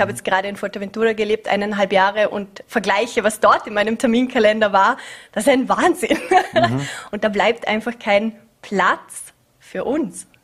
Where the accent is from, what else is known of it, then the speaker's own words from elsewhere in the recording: Vorarlberg, Austria; also born or lived in Vienna / Scotland; meine Jugend hier in Vorarlberg